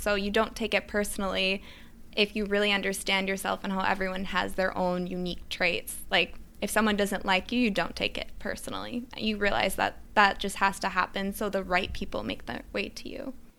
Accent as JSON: {"language": "English", "region": "Midwest", "country": "United States", "tie": "born or raised there", "also_born_or_lived": "Switzerland / New York City", "moved": "as an adult", "said": "I grew up in the Midwest"}